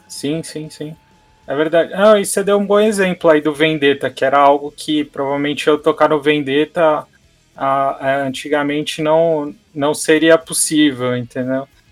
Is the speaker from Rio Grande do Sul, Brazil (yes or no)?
no; Santos, São Paulo, Brazil; eu sou de Santos